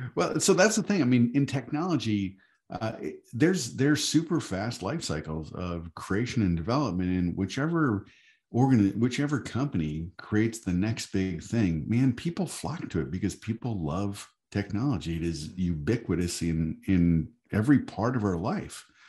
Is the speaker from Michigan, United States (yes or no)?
yes; Michigan, United States; I'm from Michigan